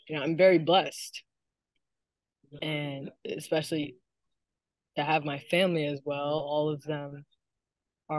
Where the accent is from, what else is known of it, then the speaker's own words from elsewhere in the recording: Alexandria, Virginia, United States; I was born and raised in Alexandria, Virginia